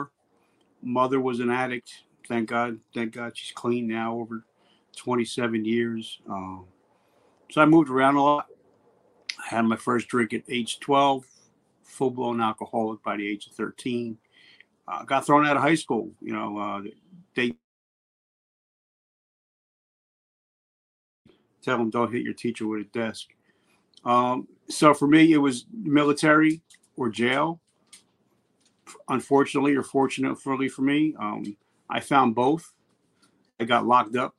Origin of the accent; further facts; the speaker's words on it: New Jersey, United States; where I grew up in Jersey. I'm in Jersey right now. Actually, I'm about 3 miles from the house that I was born